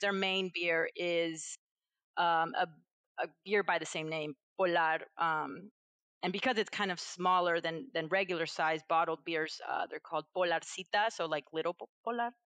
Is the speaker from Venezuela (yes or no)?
yes; Venezuela; moved away; I'm from Venezuela originally.